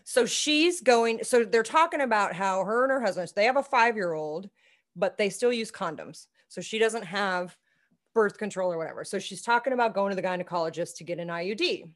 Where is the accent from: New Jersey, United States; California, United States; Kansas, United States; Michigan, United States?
Kansas, United States; Manhattan; I grew up in Manhattan